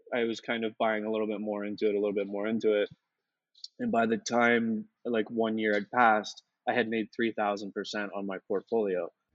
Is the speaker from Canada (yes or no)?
yes; Canada; moved away as an adult; being Canadian